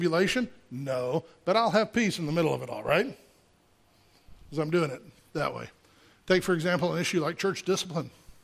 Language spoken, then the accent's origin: English; Gulf Coast, United States; I grew up on the Gulf Coast, and we'd get hurricanes